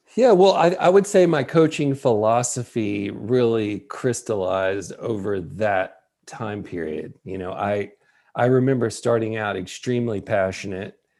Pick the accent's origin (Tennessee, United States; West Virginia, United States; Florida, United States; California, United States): Tennessee, United States; West; moved away; I'm from West Tennessee